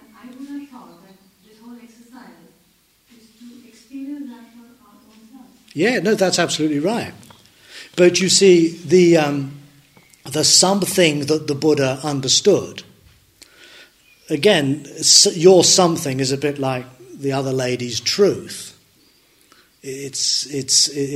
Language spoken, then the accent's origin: English; Dundee, Scotland, United Kingdom; I was born in Dundee